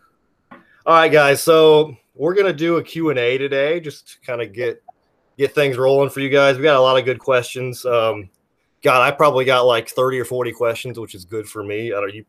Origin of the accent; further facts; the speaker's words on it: Kentucky, United States; We're both from Kentucky.